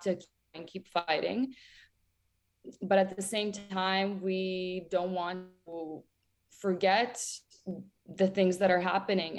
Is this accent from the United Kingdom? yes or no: no; a village near Ternopil, Ternopil Oblast, Ukraine; moved away; also born or lived in Toronto; Growing up in Ukraine was absolutely amazing. I grew up in a village 24 kilometers away from Ternopil